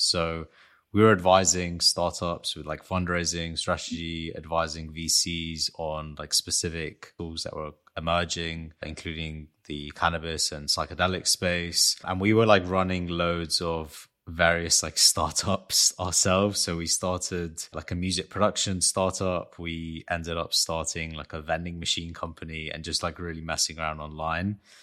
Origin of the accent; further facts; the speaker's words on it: London, United Kingdom; I was born in London to Armenian parents